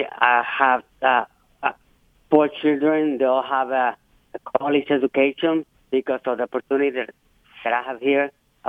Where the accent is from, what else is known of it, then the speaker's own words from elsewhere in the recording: Puerto Rico; now in United States; I moved here from Puerto Rico about 40 years ago, and I raised my family here.